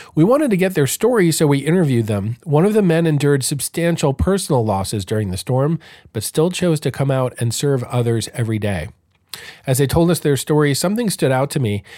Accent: Galveston, Texas, United States; Galveston Beach Patrol in my hometown of Galveston, Texas

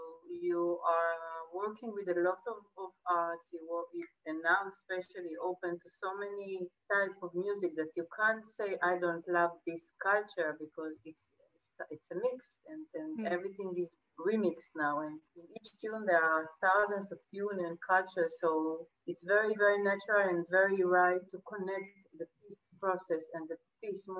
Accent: Jerusalem, Jerusalem District, Israel; moved away as an adult; also born or lived in Spain; I was born in Jerusalem. My parents are from Iran, they're Jewish from Iran. I was brought in Jerusalem and then I left to Spain

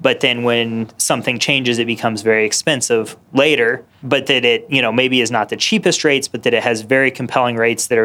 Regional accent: Indiana, United States; I was from Indiana

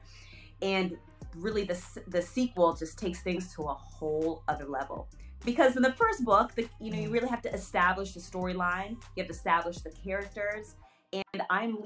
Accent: Berlin, Germany; moved away; also born or lived in New York; growing up in Berlin

